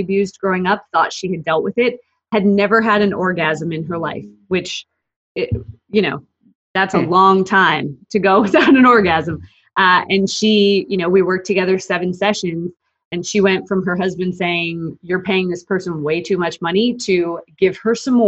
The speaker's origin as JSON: {"language": "English", "town": "Calgary", "region": "Alberta", "country": "Canada", "also_born_or_lived": "Australia", "moved": "as an adult", "lives_now": "Dallas, United States", "said": "I'm from Calgary, Alberta"}